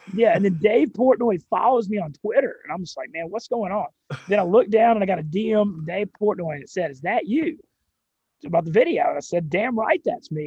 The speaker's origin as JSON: {"language": "English", "town": "Monroe", "region": "Louisiana", "country": "United States", "tie": "born or raised there", "said": "I'm actually from Louisiana, and I grew up in Monroe, Louisiana"}